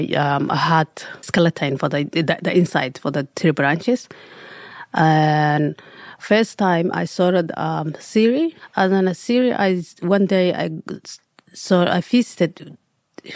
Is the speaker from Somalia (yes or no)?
yes; Somalia; English is a second language; moved away as an adult; also born or lived in Egypt / Sydney, Australia; now in Australia; I'm coming from Somalia, East Africa. I was young, 5 years old